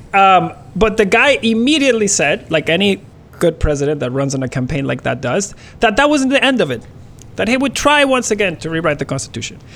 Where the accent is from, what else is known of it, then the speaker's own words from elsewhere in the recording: Barquisimeto, Lara, Venezuela; now in Canada; I was born in Barquisimeto. It's a it's a it's a city that is um, t- today it's about a million people, uh, probably less and it's dead in the center of the country. Like if you if you look at the map of Venezuela